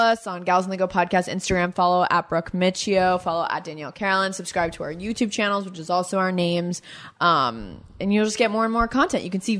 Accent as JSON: {"language": "English", "region": "Florida", "country": "United States", "moved": "yes", "lives_now": "New York City, United States", "said": "I'm from Florida."}